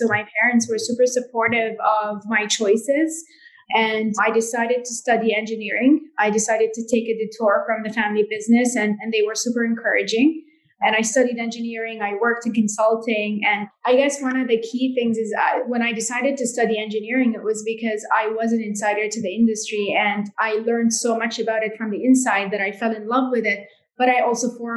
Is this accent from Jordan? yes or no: yes; Jordan; grew up in Jordan and I'm a third generation in my family to work in jewelry